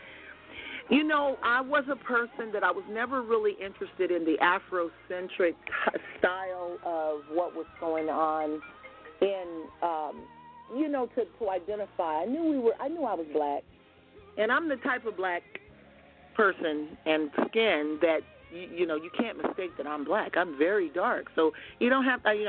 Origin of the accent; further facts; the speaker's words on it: United States; from the United States